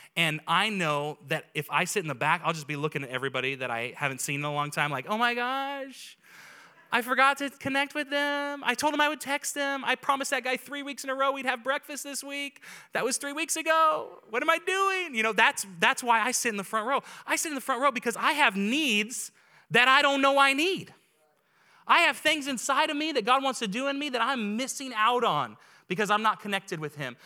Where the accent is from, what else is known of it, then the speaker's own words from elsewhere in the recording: Auburn, California, United States; the Auburn that I grew up